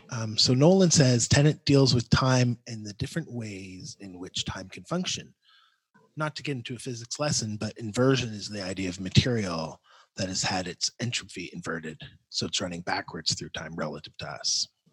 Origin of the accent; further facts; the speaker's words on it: Canada; as a Canadian. I liked the part where he hates on the Americans.